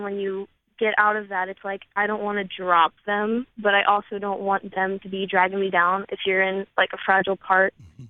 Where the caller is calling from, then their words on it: Maryland, United States